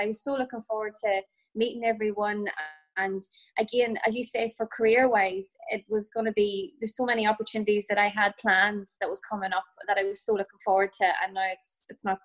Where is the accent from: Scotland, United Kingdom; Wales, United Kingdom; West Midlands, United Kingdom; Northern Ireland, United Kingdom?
Northern Ireland, United Kingdom; County Tyrone; now in Sligo, Ireland; I'm originally from Tyrone